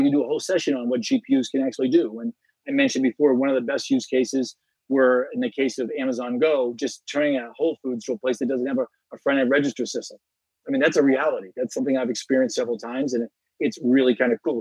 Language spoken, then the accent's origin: English; United States; as an American